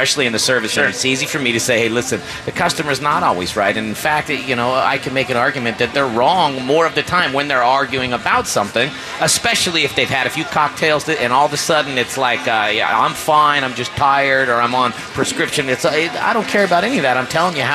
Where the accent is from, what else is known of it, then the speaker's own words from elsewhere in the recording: Bakersfield, California, United States; I grew up in Bakersfield, California